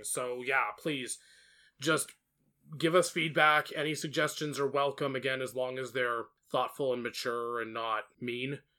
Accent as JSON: {"language": "English", "country": "United States", "said": "I'm an American"}